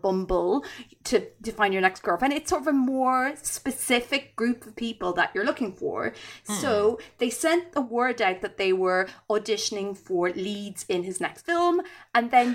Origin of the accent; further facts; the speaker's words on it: Ireland; I'm Irish